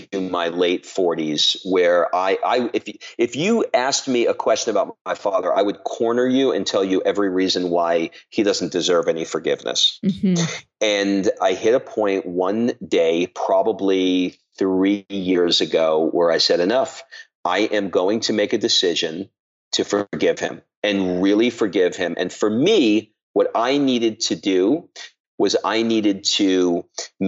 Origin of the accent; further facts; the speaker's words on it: New York City, New York, United States; I grew up in Queens, New York.